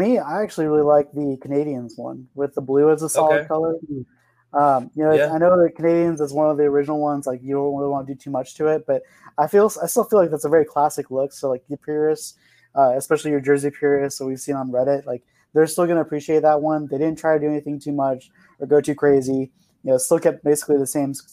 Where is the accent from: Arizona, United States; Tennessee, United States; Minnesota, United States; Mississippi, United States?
Arizona, United States; I'm from Arizona